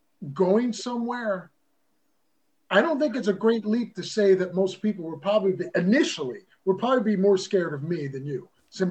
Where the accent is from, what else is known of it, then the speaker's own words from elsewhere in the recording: Atco, New Jersey, United States; also born or lived in Philadelphia, Pennsylvania; South Jersey. We moved from Philadelphia because my mother especially wanted the Catholic schools.